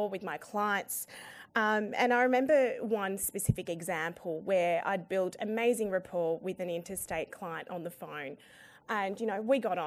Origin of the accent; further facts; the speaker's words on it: Sydney, New South Wales, Australia; also born or lived in Afghanistan; I'm from Sydney